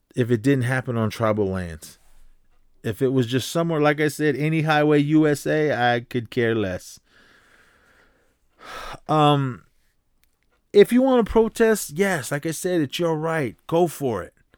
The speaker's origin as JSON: {"language": "English", "town": "Oakland", "region": "California", "country": "United States", "tie": "born or raised there", "said": "growing up in Oakland"}